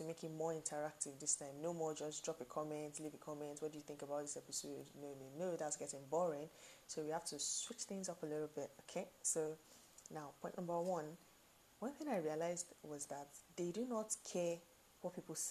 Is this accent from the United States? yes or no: no; Nigeria; I stay in Nigeria. We're Nigerian.